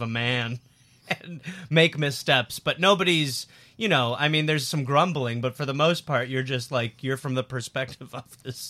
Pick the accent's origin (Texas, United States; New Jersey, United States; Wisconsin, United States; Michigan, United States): Wisconsin, United States; Milwaukee; Yeah, and I'm from Milwaukee.